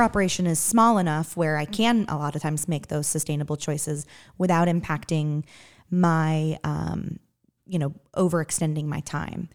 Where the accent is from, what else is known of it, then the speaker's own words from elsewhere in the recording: Western Massachusetts, United States; moved away as an adult; now in Evansville, United States; I'm originally from Western Massachusetts